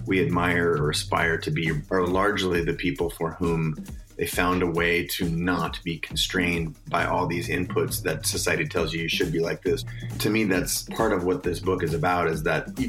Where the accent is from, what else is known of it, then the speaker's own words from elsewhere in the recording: Seattle, Washington, United States; I'm born and raised in Seattle